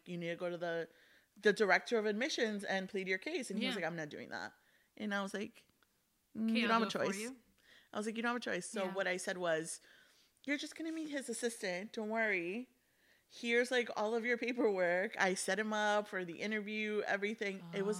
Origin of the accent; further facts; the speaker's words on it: Miami, Florida, United States; I was born in Jersey. I grew up mainly in Miami. Like my formative years were definitely in Miami. But home base to me is Jersey.